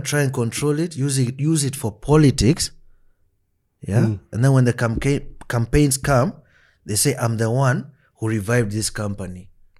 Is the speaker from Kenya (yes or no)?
yes; Kenya; I'm a Kenyan